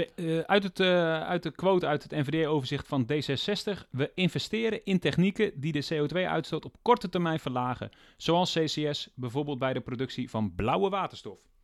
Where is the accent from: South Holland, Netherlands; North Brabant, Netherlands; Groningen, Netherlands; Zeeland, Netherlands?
Groningen, Netherlands; ik kom uit Groningen